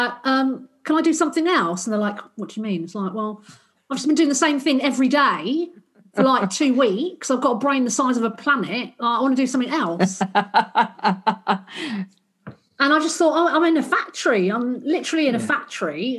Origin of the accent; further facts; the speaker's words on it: London, United Kingdom; moved away as an adult; also born or lived in Australia; I grew up in South London.